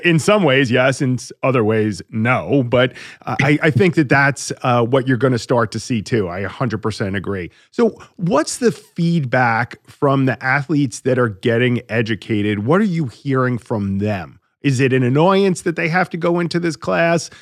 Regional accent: Long Island, New York, United States; I grew up on Long Island

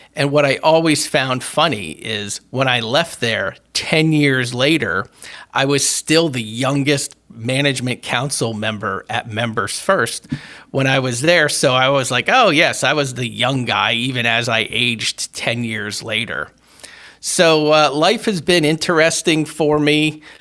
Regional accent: Berwick, Pennsylvania, United States; when I was a teenager and growing up in Berwick, uh, Pennsylvania

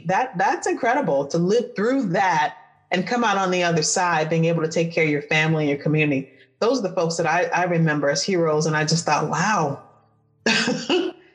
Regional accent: Detroit, Michigan, United States; I grew up in Detroit

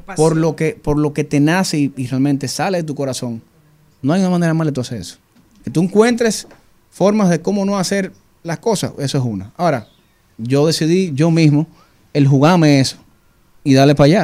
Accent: Dominican Republic; soy dominicano

